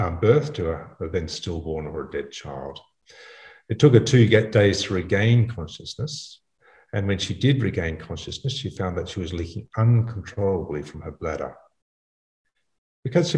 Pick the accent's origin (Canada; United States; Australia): Australia; also born or lived in Africa; I'm an Australian obstetrician gynecologist